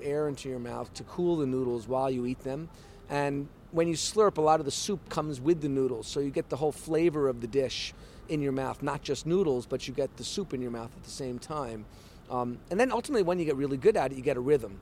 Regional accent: New York City, New York, United States; moved away as an adult; now in Tokyo, Japan; I also wanted to come back to New York and have a shop in my hometown.

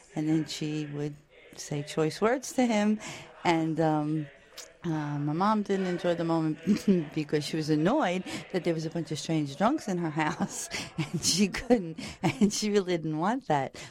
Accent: New York City, New York, United States; I was born and raised in Brooklyn, New York, and I'm of Irish descent.

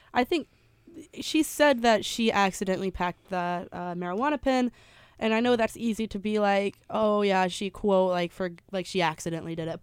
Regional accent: Memphis, Tennessee, United States; being from the great state of Tennessee. or the, even the great city of Memphis

